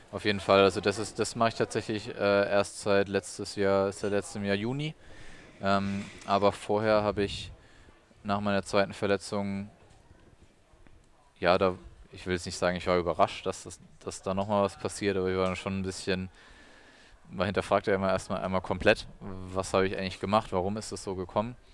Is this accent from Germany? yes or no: yes; Odenwald, Germany; ich bin im Odenwald oder am Rande des Odenwalds aufgewachsen.